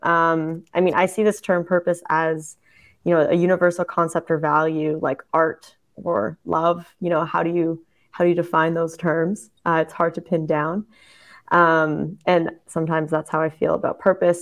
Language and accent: English; Canada; now in Germany; I'm German Canadian